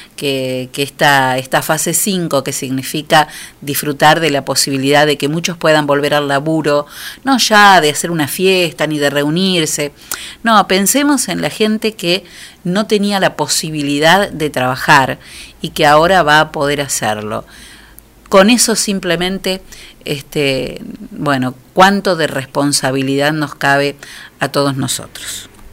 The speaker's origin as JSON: {"language": "Spanish", "country": "Argentina", "said": "los argentinos, como muchos latinos, este, tenemos todo el tiempo que, demostrar con, con acercamiento lo que sentimos"}